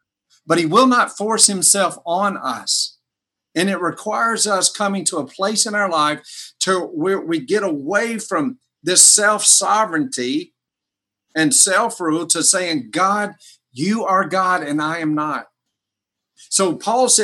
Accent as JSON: {"language": "English", "country": "United States", "said": "I'm an American Christian."}